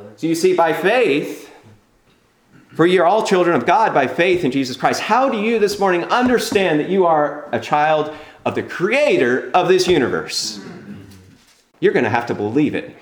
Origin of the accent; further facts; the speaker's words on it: California, United States; I'm from California